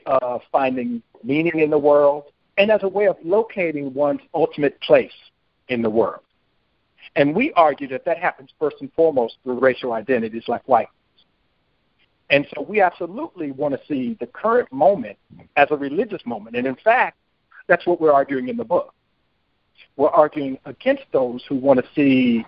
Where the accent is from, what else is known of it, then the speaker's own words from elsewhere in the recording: Santa Ana, California, United States; moved away as an adult; also born or lived in Los Angeles, California; I grew up in Santa Ana, California, and I lived in Los Angeles as a child